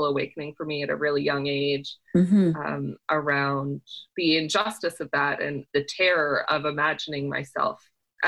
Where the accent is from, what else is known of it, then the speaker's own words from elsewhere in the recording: Owen Sound, Ontario, Canada; now in Toronto, Canada; grew up in Owen Sound